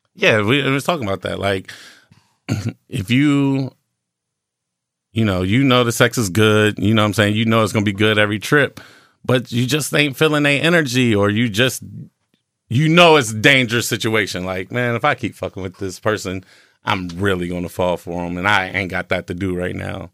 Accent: North Ohio, United States; I'm from North Ohio

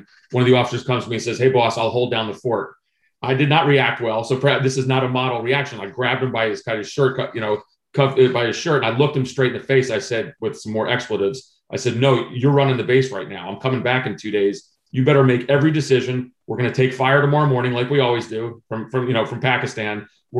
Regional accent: Vienna, Virginia, United States; at the first book event I did in my hometown in Vienna, Virginia

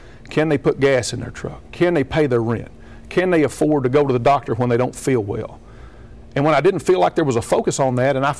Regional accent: Fleming County, Kentucky, United States; I'm from Fleming County. I grew up on a farm there in Fleming County. My mom and dad still live on that farm. My sister and her husband live on the other end of it out on T Run

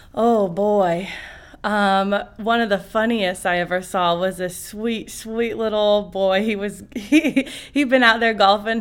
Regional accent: Iowa, United States; moved away as an adult; I'm originally from Iowa, born and raised

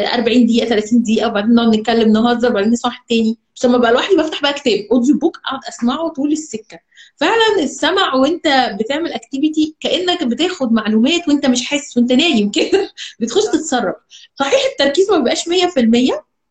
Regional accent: Alexandria, Alexandria Governorate, Egypt; moved away as an adult; also born or lived in Cairo; now in Dubai, United Arab Emirates; انا اصلا من اسكندريه

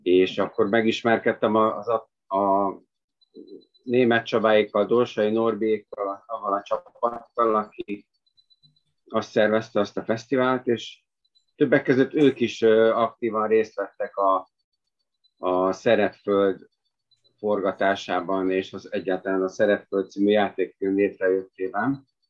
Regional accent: Budapest, Hungary; moved away as an adult; now in Bánd, Hungary; Én tényleg budapesti vagyok, és tíz, hát valamivel több mint tíz évvel ezelőtt költöztem Bándra

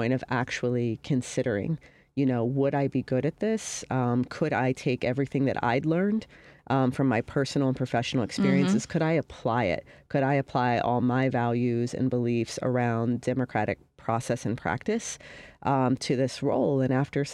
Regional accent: Columbus, Ohio, United States; now in Chicago, United States; I'm from Columbus, Ohio

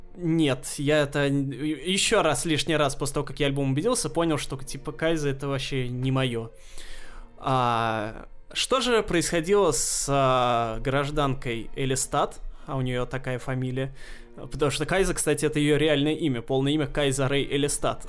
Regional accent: Russia; картины маленьких городков наших, русских

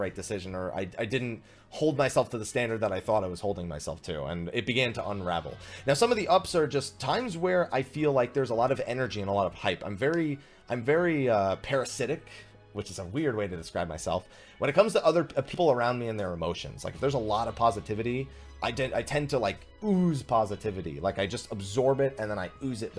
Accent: New Jersey, United States; I grew up in New Jersey, and I grew up in kind of a rowdy environment

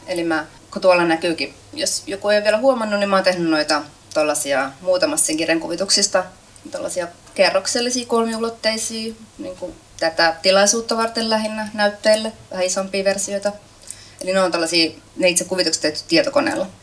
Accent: Kaarina, Southwest Finland, Finland; mä oon itse kotoisin Kaarnasta, Turun vierestä

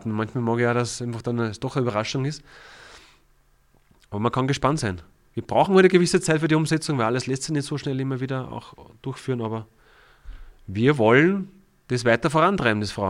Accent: Ried im Innkreis, Upper Austria, Austria; Da waren die Rieder zum Beispiel, das ist ja die Heimat, wo ich herkomme, über einen sehr langen Zeitraum eigentlich in der Meistergruppe.

